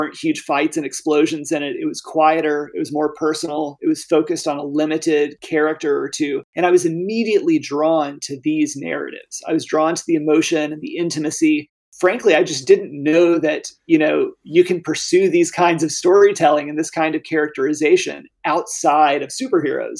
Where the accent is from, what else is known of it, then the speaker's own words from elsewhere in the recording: Arkansas, United States; Arkansas is my home state. It's where my family moved back after my dad retired from the Air Force